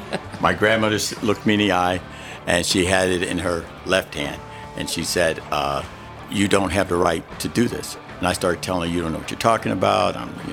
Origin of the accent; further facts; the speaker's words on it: Little Rock, Arkansas, United States; born there; No, I was born in Little Rock, Arkansas.